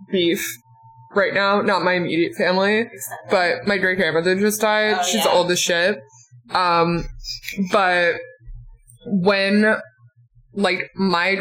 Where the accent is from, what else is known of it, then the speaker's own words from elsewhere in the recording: Western Newfoundland, Newfoundland and Labrador, Canada; I am from Western Newfoundland